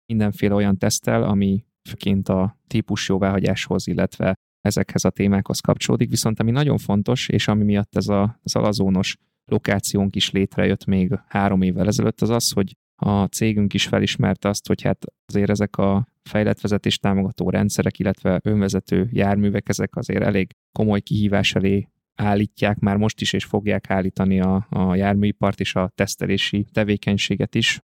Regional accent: Pölöske, Zala, Hungary; also born or lived in Budapest; now in Zalaegerszeg, Hungary; én helyi vagyok, tehát én Zalában, egy kis faluban, Pölöskén nőttem fel, és ide jártam gimnáziumba

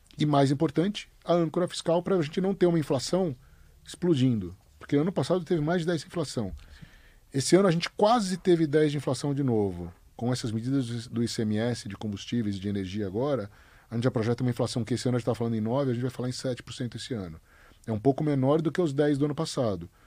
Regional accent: Brazil; Óbvio que a gente é brasileiro, óbvio que a gente tem mais conhecimento aqui

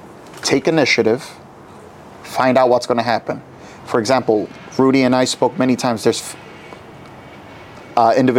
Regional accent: New York City, New York, United States; when I was growing up in New York City

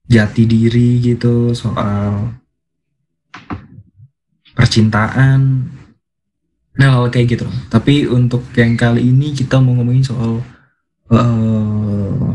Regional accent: Surabaya, East Java, Indonesia; kita tarik ke latar belakang kita masing-masing aku duluan ya jadi aku dari Surabaya

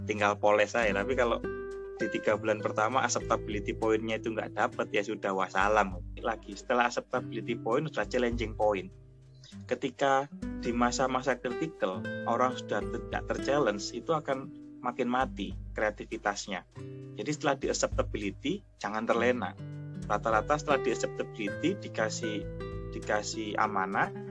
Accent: Surabaya, East Java, Indonesia; banyak orang yang bilang saya itu dari Surabaya. Tapi ketika saya sekarang pulang ke Surabaya dibilang masnya dari Jogja ya gitu

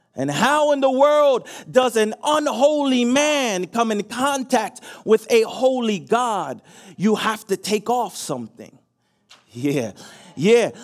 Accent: New Jersey, United States; moved away; I'm from Jersey, so I say pajamas

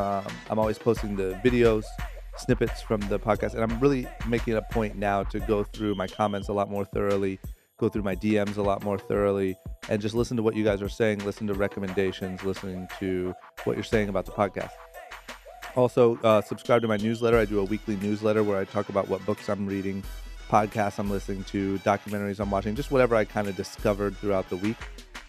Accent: Ohio, United States; Maurice grew up in my hometown of Ohio. He's from Youngstown, not far from where I'm from

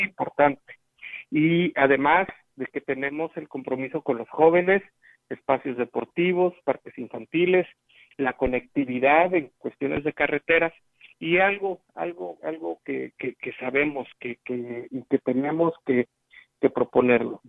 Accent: Huichihuayán, San Luis Potosí, Mexico; en Huichihuayán, en mi pueblo

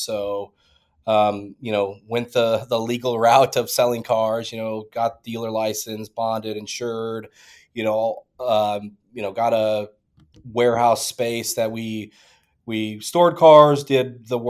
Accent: Iowa, United States; You know, there's old, like, dirt tracks, you know, every small town in the Midwest

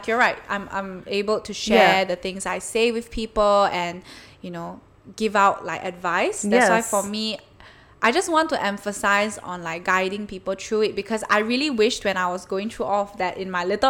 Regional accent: Malaysia; moved away as an adult; now in Melbourne, Australia; I'm from Malaysia

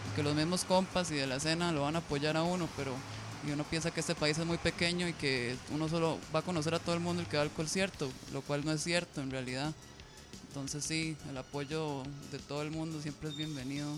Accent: Costa Rica; somos de Costa Rica

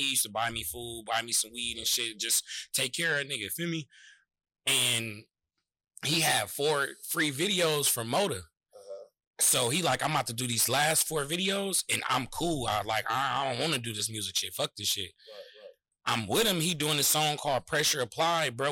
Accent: San Francisco, California, United States; We was already going to Leonard R. Flynn across the street from Army Street together

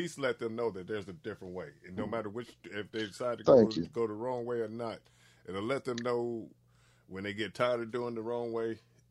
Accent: North Little Rock, Arkansas, United States; also born or lived in Jacksonville, Arkansas; I'm from North Little Rock. I graduated from Jacksonville, and I'm from Macama.

